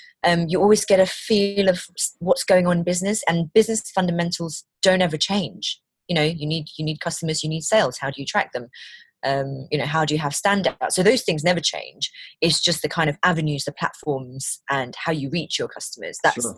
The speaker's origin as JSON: {"language": "English", "region": "London", "country": "United Kingdom", "also_born_or_lived": "Malaysia", "lives_now": "Leicestershire, United Kingdom", "said": "I'm from London. My family are originally from Malaysia. I've got two kids. We now live in Leicestershire"}